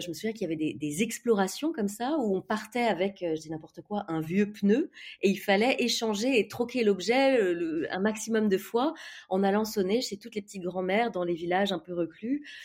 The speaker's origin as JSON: {"language": "French", "town": "Ville-d'Avray", "region": "Île-de-France", "country": "France", "tie": "born or raised there", "also_born_or_lived": "Toulon", "said": "j'ai grandi dans le 92, dans les Hauts-de-Seine, en banlieue"}